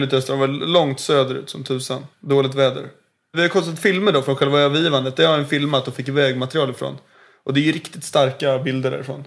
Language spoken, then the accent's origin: Swedish; Stockholm, Stockholm County, Sweden; Född och uppväxt i Stockholm.